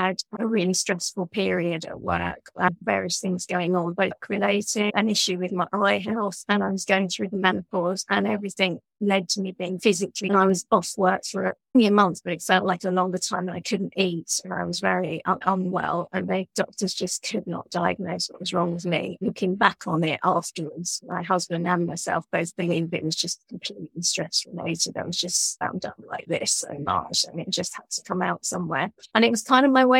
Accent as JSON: {"language": "English", "region": "London", "country": "United Kingdom", "tie": "born or raised there", "moved": "as an adult", "lives_now": "Brighton, United Kingdom", "said": "I grew up in London from a Jewish family"}